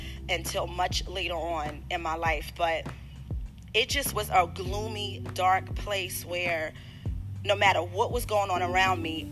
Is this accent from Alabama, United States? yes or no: no; Maxton, North Carolina, United States; also born or lived in New York; now in Charlotte, United States; At the age of 6, I moved to Maxton, North Carolina